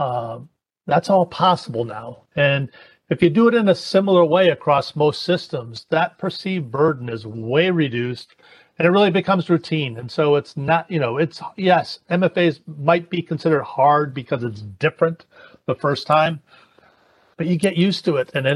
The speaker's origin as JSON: {"language": "English", "town": "Hartford", "region": "Connecticut", "country": "United States", "said": "now I'm from Hartford"}